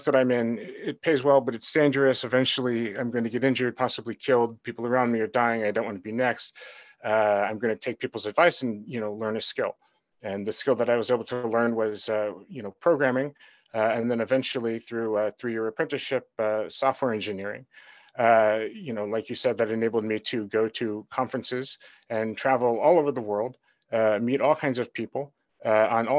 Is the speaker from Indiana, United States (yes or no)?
no; Honolulu, Hawaii, United States; moved away; also born or lived in Seattle / Silicon Valley; I grew up in Honolulu.